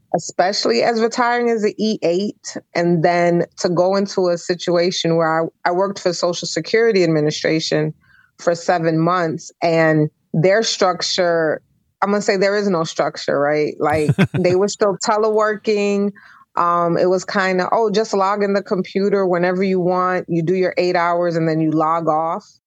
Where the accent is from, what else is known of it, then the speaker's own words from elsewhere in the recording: New York City, New York, United States; moved away; I'm originally from Brooklyn, New York